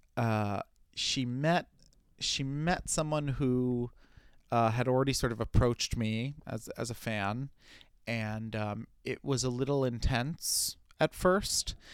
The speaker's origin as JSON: {"language": "English", "town": "New York City", "region": "New York", "country": "United States", "said": "as a New Yorker, I'm a walker"}